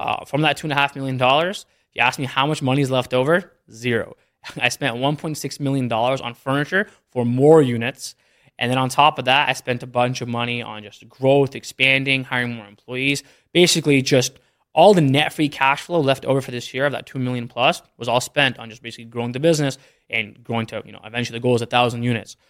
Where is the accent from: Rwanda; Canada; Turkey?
Canada; moved away as an adult; also born or lived in Philadelphia, United States / Detroit, United States; now in Dallas, United States; I grew up in Canada pretty much my whole life